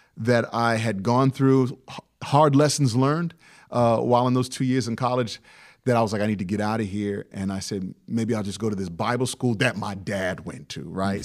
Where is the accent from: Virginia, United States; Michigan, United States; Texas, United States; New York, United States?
Virginia, United States; Hampton Roads; growing up in the Hampton Roads area